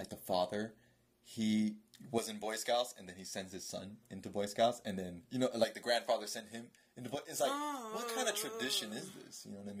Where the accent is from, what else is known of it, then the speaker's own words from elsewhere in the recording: United States; born there; I'm Jamaican. Yeah. I was born here in the United States. You know, my culture that I gravitate most to is Jamaican.